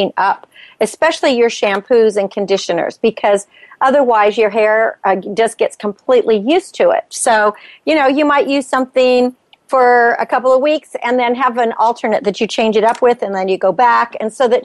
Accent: Napa Valley, California, United States; I was growing up in Napa Valley and working in the fruit sheds

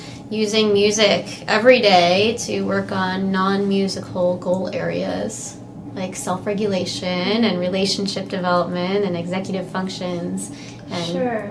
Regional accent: Cleveland, Ohio, United States; moved away as an adult; also born or lived in New Orleans, Louisiana; now in Texas, United States; I was born in Cleveland, Ohio, and then I moved down to New Orleans to study music therapy and made my way to Texas to get certified in it

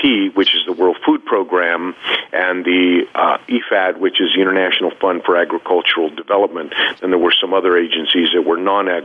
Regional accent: United States; I'm from the United States. I'm an American

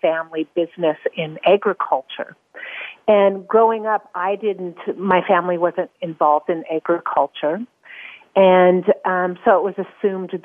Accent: North Dakota, United States; moved away as an adult; now in Geneva, Switzerland; I definitely was born and raised in North Dakota

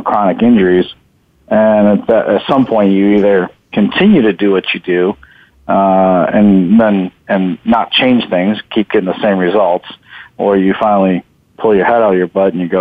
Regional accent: Buffalo, New York, United States; now in San Jose, United States; I grew up in Buffalo, New York. So I moved out here in San Jose, California back in 97.

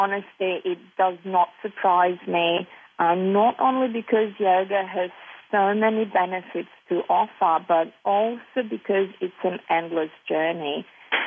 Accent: Serbia; moved away; I was born and raised in Serbia and still have strong ties to the place through family and property.

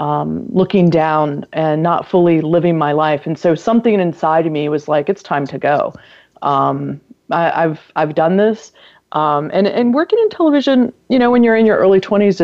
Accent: North Carolina, United States; my home state of North Carolina

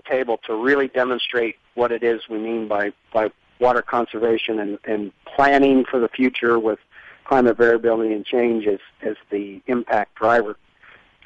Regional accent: Green Bay, Wisconsin, United States; I'm from Green Bay, Wisconsin.

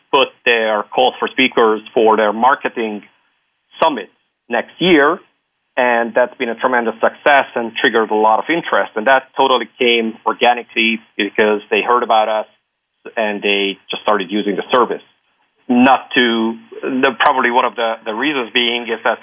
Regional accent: Hungary; also born or lived in Luxembourg; now in Belgium; I'm from Hungary, living in Belgium, having lived in Luxembourg

